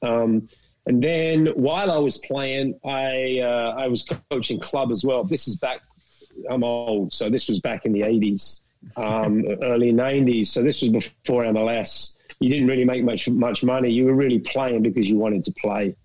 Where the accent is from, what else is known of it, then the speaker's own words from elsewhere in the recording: London, United Kingdom; moved away as an adult; also born or lived in Dallas, United States; now in Kansas, United States; I'm, from England originally. I grew up in London